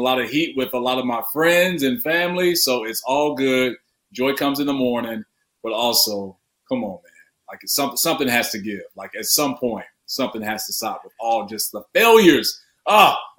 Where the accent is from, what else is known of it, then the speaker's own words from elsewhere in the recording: Chicago, Illinois, United States; born and raised in Chicago